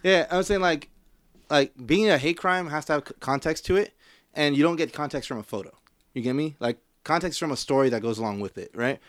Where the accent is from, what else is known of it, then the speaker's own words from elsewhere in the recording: Compton, California, United States; I'm from Compton